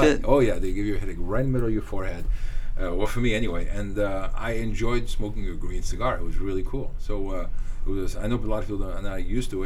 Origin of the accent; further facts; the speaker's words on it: Morocco; moved away; I grew up in Morocco